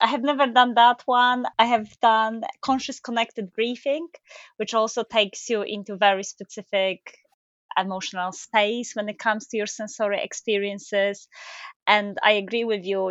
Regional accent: Poland; moved away as an adult; now in United Kingdom; I come from Poland.

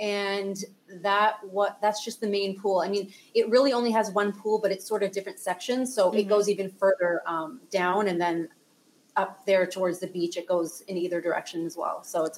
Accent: Toronto, Ontario, Canada; moved away as an adult; also born or lived in Playa del Carmen, Mexico; now in Puerto Aventuras, Mexico; I am from Toronto, Canada, and I've been actually living in the Riviera Maya for 5 years

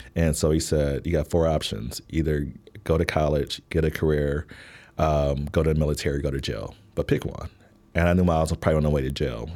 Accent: Milwaukee, Wisconsin, United States; moved away as an adult; also born or lived in Washington, D.C. / Baltimore / Fort Wayne, Indiana; now in Chicago, United States; I was born in Milwaukee, Wisconsin

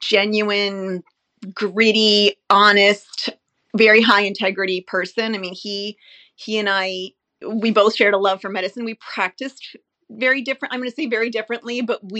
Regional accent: Long Island, New York, United States; moved away; also born or lived in New Hampshire; We grew up on Long Island and then moved to New Hampshire.

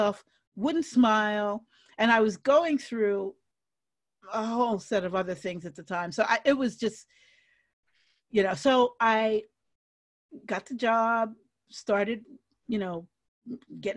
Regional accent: New York City, New York, United States; moved away; the New York City I grew up in, and that includes the 70s

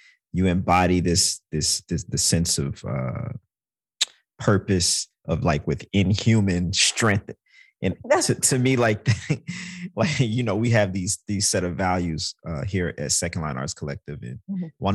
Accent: United States; as an American

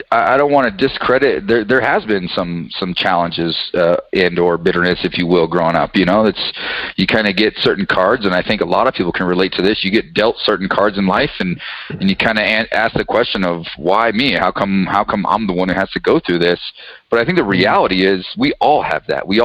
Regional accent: Colorado, United States; also born or lived in New Mexico; so I've been blessed with the opportunity to grow up in, in Colorado.

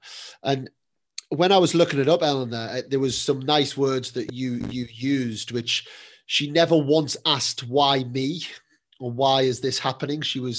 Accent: Newcastle upon Tyne, North East England, United Kingdom; now in Spain; I'm from Newcastle and nobody played tennis from Newcastle.

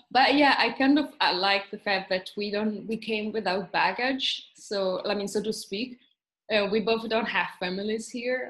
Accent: Italy; moved away as an adult; also born or lived in Trieste, Italy; now in Tokyo, Japan; I'm from Italy

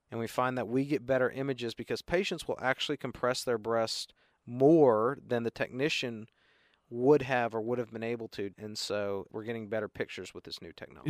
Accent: Chattanooga, Tennessee, United States; moved away as an adult; also born or lived in Boston, Massachusetts / Memphis, Tennessee / Baltimore, Maryland; I'm from Chattanooga originally

